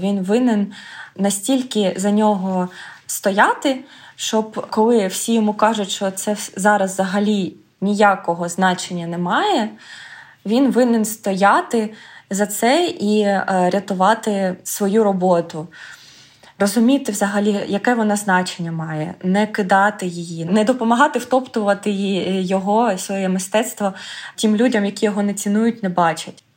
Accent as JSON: {"language": "Ukrainian", "town": "Pokrovsk", "region": "Donetsk Oblast", "country": "Ukraine", "tie": "born or raised there", "also_born_or_lived": "Kharkiv, Ukraine", "moved": "as an adult", "lives_now": "Graz, Austria", "said": "я народилася в Україні. В е, Донецькій області"}